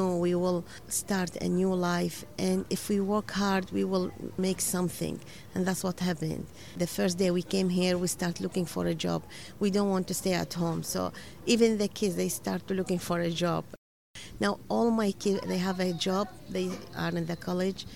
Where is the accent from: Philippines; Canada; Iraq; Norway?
Iraq; English is a second language; moved away as an adult; now in Buffalo, United States; I'm from Iraq. I have been here 5 years in U.S.